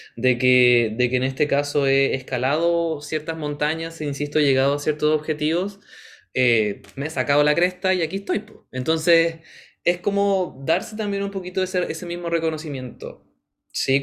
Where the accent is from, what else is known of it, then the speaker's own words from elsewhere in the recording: Chile; sabemos que somos chilenos